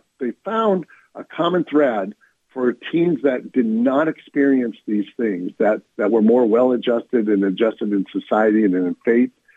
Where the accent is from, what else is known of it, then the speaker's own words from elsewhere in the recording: North County, California, United States; also born or lived in Steubenville, Ohio; I had grown up in North County